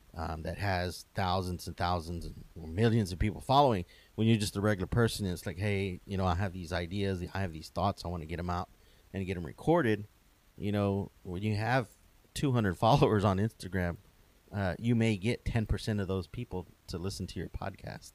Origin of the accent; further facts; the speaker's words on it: Wharton, Texas, United States; where I grew up in Wharton, there was a barbershop